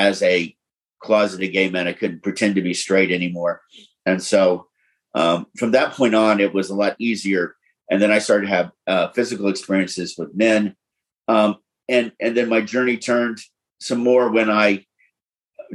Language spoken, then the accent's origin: English; Florida and Tennessee, Southeast, United States; I grew up in the Southeast, first Florida and Tennessee